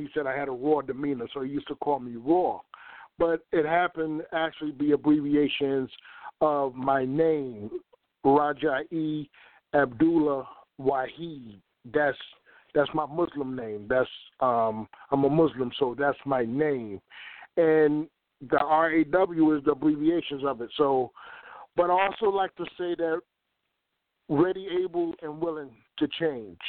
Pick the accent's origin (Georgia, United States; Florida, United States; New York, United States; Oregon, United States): New York, United States; now in Virginia, United States; I was born in New York. I was born in New York